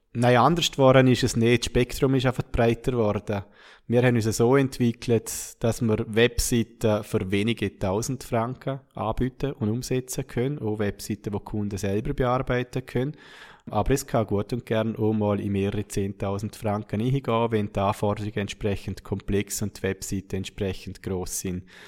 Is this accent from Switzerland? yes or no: no; Schaan, Liechtenstein; wir sind kein Jahr danach auf Schaan gezogen, meine Heimatgemeinde